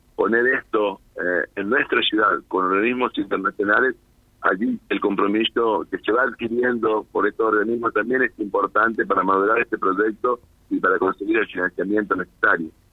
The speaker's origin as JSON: {"language": "Spanish", "region": "northern Santa Fe", "country": "Argentina", "said": "como norte santafesino"}